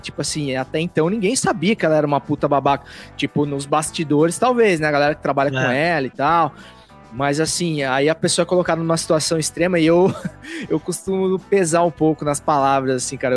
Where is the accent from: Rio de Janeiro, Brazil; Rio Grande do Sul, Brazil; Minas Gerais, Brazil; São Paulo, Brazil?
São Paulo, Brazil; interior of; sou do interior de São Paulo, eu sei como que é o bang lá, cara. É, é roça pura, velho.